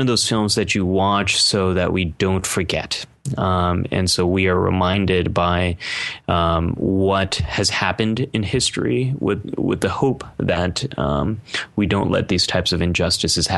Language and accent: English; United States; living in America, being American